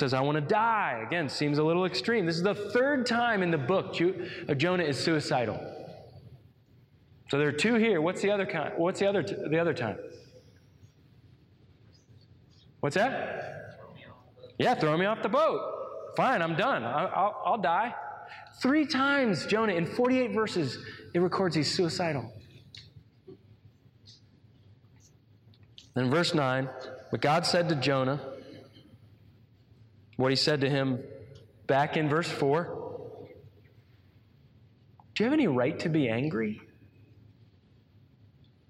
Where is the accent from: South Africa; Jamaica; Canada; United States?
United States